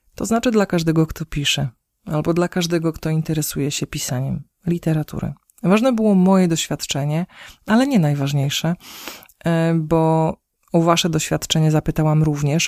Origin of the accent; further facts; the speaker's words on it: Podlaskie Voivodeship, Poland; u nas na Podlasiu